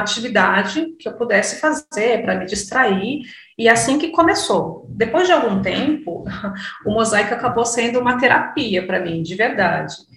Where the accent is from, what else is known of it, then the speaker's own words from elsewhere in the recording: Cotia, São Paulo, Brazil; eu sou aqui de Cotia, da Grande São Paulo